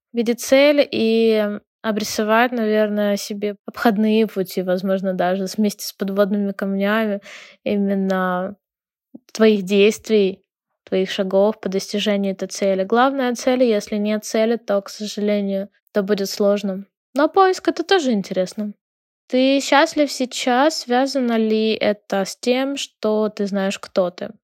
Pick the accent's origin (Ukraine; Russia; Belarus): Ukraine; also born or lived in Lviv; Я из Украины, живу в городе Львове